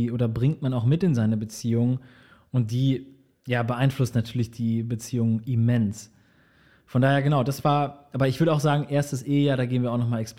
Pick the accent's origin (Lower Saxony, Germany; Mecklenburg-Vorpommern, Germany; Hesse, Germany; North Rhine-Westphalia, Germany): Hesse, Germany; Marburg; born there; Also meine Eltern haben damals in Marburg, in dem schönen Marburg gelebt. Und äh, mein älterer Bruder und ich sind tatsächlich in Marburg geboren.